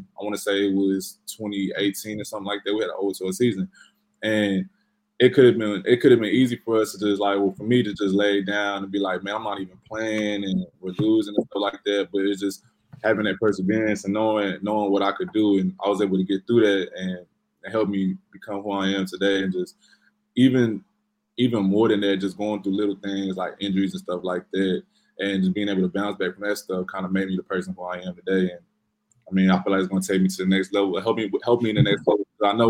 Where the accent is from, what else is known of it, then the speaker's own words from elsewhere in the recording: Lubbock, Texas, United States; I grew up in Lubbock, Texas, and where I went to high school is like a football town.